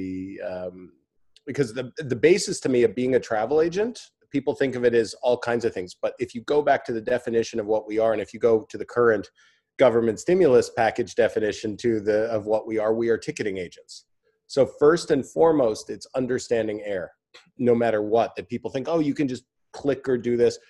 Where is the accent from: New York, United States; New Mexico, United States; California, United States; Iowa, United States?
California, United States; Santa Monica; also born or lived in Arizona; now in Los Angeles, United States; I grew up in Santa Monica